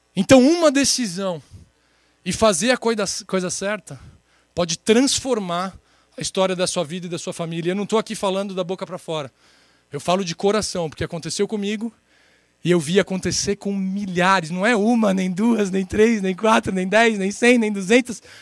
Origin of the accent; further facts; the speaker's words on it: São Paulo, Brazil; 34 anos, sou de São Paulo